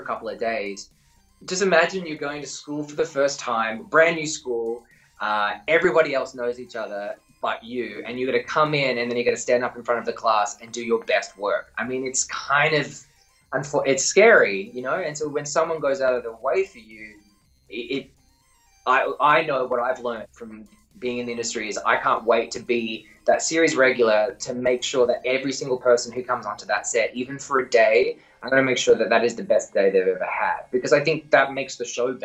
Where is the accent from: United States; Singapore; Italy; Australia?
Australia; accent: Australian; moved away; also born or lived in Vancouver